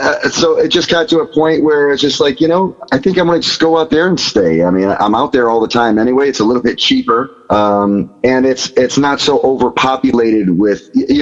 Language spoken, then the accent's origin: English; Chicago, Illinois, United States; moved away as an adult; also born or lived in Los Angeles, United States; now in Las Vegas, United States; No, I grew up in Chicago, and then I moved from Chicago when I was 19. I moved to L.A., and I lived there for a while.